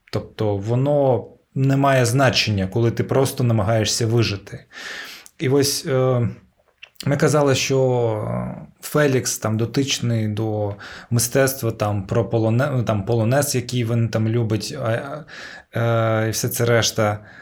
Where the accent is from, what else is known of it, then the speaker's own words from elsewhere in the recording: Ukraine; я, типу, кримський татарин, який народився в Україні в російськомовному суспільстві